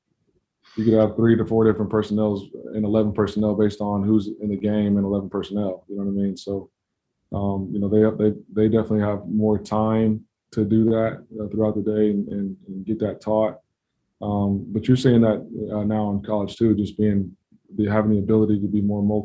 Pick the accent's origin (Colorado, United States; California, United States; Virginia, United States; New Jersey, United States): Colorado, United States; Denver; now in Kansas City, United States; I grew up in Denver